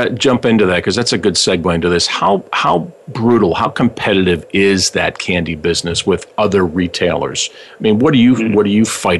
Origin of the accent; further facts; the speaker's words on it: Pittsburgh, Pennsylvania, United States; now in Cleveland, United States; I'm originally from Pittsburgh. I know it's a bad mm-hmm. thing being in Cleveland from Pittsburgh